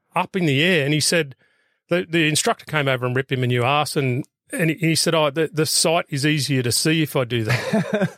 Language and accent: English; Bathurst, New South Wales, Australia; also born or lived in Sydney; I grew up out at Bathurst for the most part